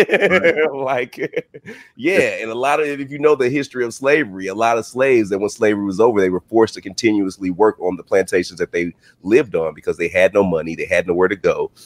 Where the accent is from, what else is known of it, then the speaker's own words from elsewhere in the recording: the South, United States; I grew up in the South, man. I still live in the South. I live in Georgia.